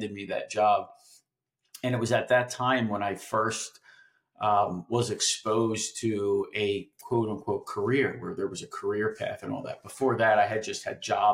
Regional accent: Philadelphia, Pennsylvania, United States; I grew up in Philadelphia and I went to South Philadelphia High School

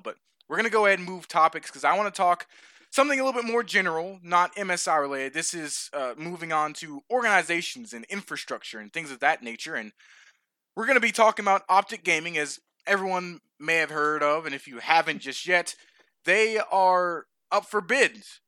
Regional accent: Atlanta, Georgia, United States; the Braves in my hometown

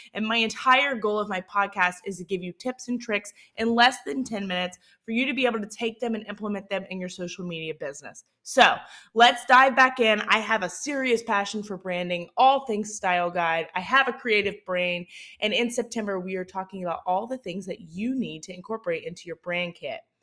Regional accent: Southern Mississippi, United States; accent: Southern Mississippi; my Southern Mississippi accent

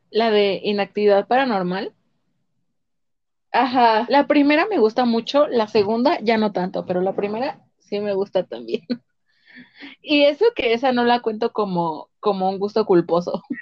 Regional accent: Mexico; los mexicanos tenemos un tipo de humor distinto al gringo.

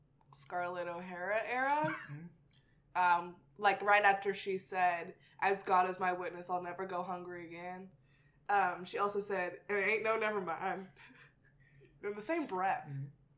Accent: Texas, United States; moved away; also born or lived in Mississippi; I do have a tie to the South. I grew up in Texas. I went to school in Mississippi.

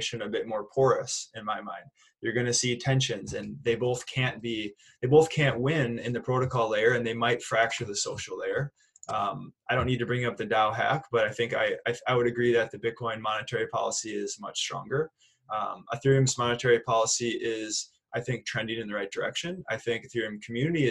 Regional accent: Minneapolis, Minnesota, United States; I'm from Minneapolis, Minnesota.

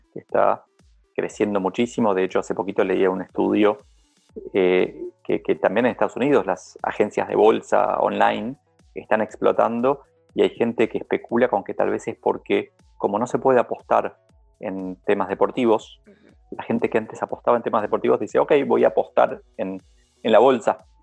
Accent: Argentina; como argentino

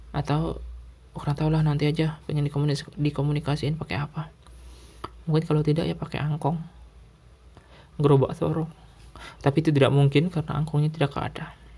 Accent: Sumatra, Indonesia; now in Java, Indonesia; di Sumatera waduh 30 meter aja masih banyak garam gitu loh di rumah aku

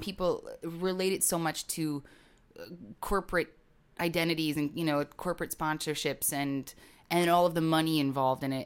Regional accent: Green Bay, Wisconsin, United States; now in Brooklyn, United States; I grew up watching a lot of football 'cause I grew up in Green Bay, Wisconsin

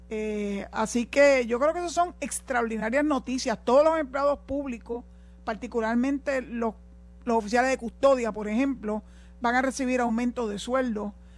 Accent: Puerto Rico; los puertorriqueños

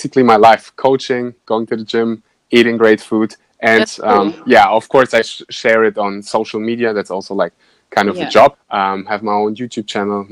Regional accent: Germany; now in Bali, Indonesia; I was born and raised in Germany, but my parents are, so my blood is kind of Russian

